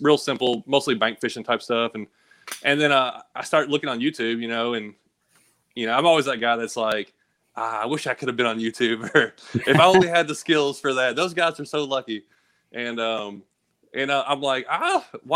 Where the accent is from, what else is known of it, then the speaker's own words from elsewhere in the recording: Clarksville, Tennessee, United States; also born or lived in Kentucky; now in East Tennessee, United States; I was born in Kentucky, so we kind of moved from Kentucky to Tennessee